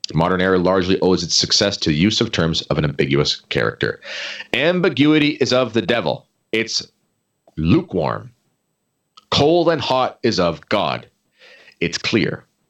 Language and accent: English; Canada